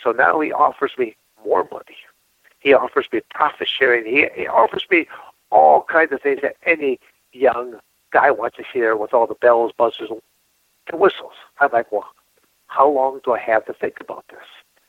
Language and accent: English; Michigan, United States; born or raised there; moved away